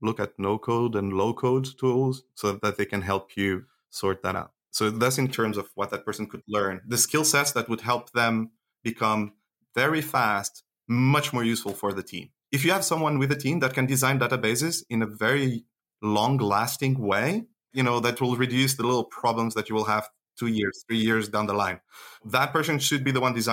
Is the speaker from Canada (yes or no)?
no; Switzerland; not only I'm an engineer, but I grew up in Switzerland